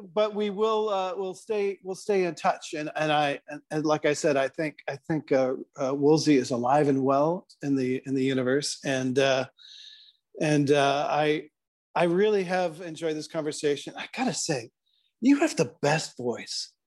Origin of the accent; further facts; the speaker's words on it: Canada; as a Canadian where I don't really have a horse in this race politically